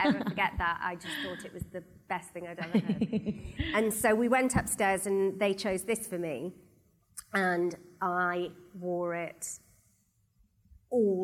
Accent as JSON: {"language": "English", "area": "the Valleys", "region": "Wales", "country": "United Kingdom", "also_born_or_lived": "London", "moved": "yes", "said": "I'm from the Valleys, and when I moved to London"}